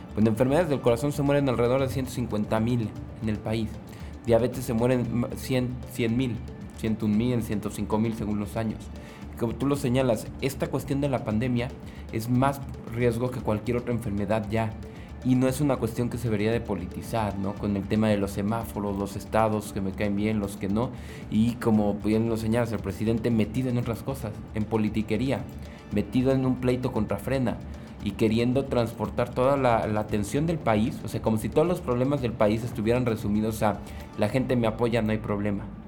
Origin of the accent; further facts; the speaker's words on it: Mexico; como mexicanos